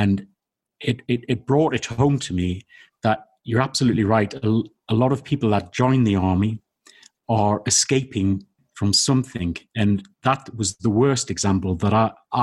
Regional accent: the Northeast, North East England, United Kingdom; I was born in the Northeast.

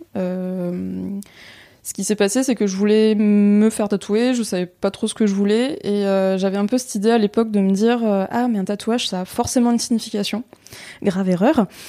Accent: Tours, Centre-Val de Loire, France; je viens de Tours.

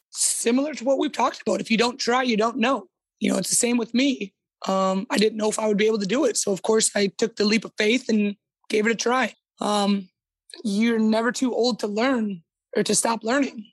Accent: United States; moved away as an adult; now in Sweden; I'm American in the aspect of I yell, I'm loud, I'm boisterous

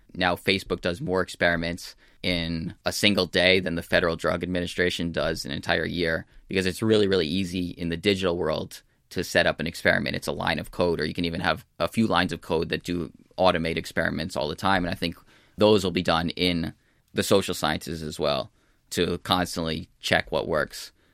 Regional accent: United States; also born or lived in California / New York; I'm from the United States

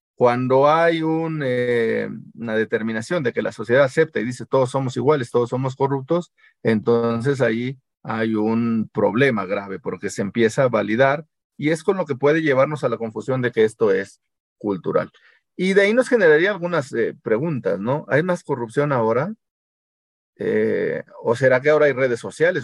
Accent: Mexico; porque somos mexicanos y porque siempre hemos vivido así

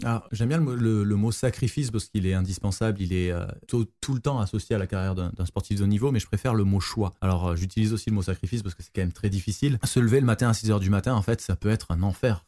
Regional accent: Marseille, Provence-Alpes-Côte d'Azur, France; je suis de Marseille

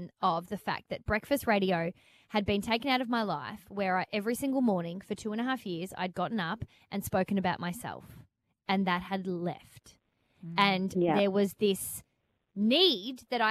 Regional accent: Melbourne, Victoria, Australia; I was back in Melbourne, my hometown

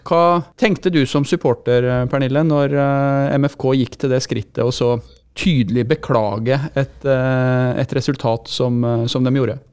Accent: Innlandet, Norway; jeg kommer jo fra Innlandet sjøl

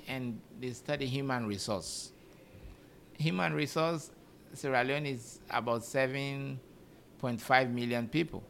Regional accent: Uganda; I came from Uganda. Even in Uganda, you always get typhoid, you know, because we don't have clean waters.

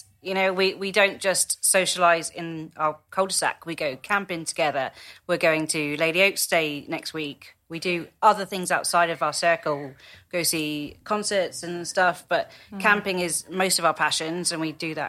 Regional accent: Germany; now in England; Mostly, but I am from a military background, so I grew up in Germany and we were very different.

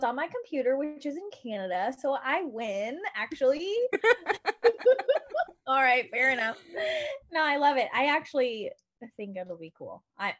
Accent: United States; I'm from the United States of America

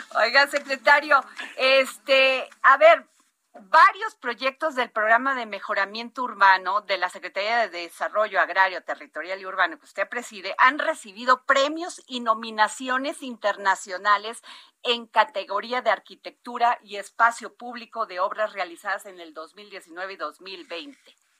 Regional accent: Veracruz, Mexico; mi tierra, Veracruz

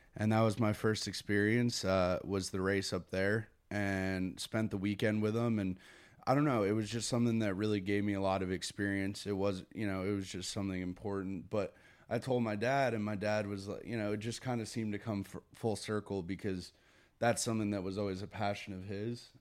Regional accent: Connecticut, United States; Growing up in Connecticut was, I mean, it was a good, good upbringing

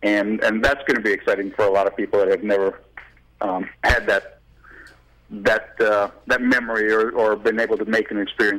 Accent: Milwaukee, Wisconsin, United States; I grew up in Milwaukee, so I've been a Lake Michigan boy

